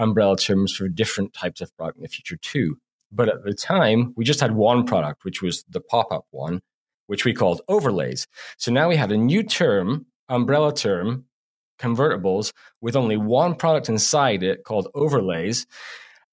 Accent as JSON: {"language": "English", "country": "Canada", "said": "us being Canadian that we're apologetic in our content"}